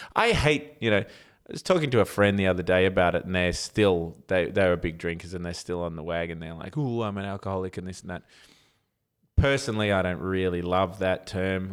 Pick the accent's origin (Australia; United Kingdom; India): Australia; as an Aussie with tall poppy syndrome